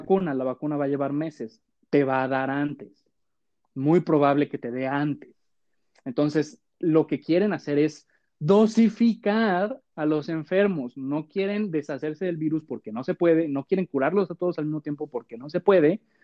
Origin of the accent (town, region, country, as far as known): Mexico